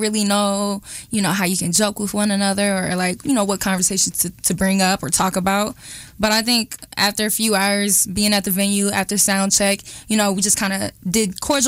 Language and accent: English; Kansas City, United States; I'm from Kansas City